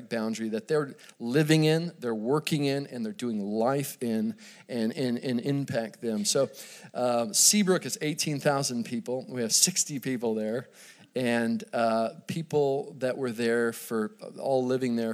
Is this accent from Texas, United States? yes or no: yes; Dallas, Texas, United States; I grew up in Dallas, Texas.